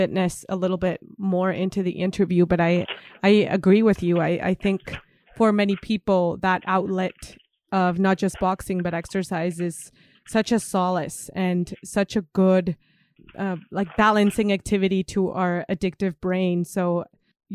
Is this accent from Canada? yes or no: no; Mexico; moved away; I come from Mexico